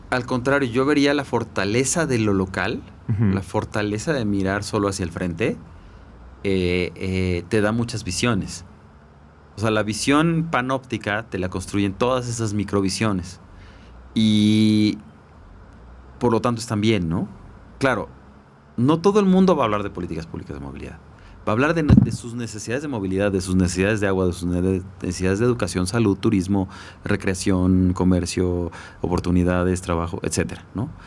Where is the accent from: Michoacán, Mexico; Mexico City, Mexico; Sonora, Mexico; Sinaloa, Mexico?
Mexico City, Mexico; muy complicados eh, siendo chilangos y siendo humanos. Eh, sí, sin duda, ¿no? Y además esta ciudad es muy diversa, hasta la forma de hablar.